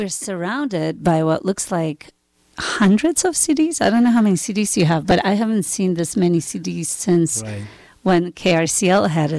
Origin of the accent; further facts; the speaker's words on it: Georgia; moved away; I'm Georgian.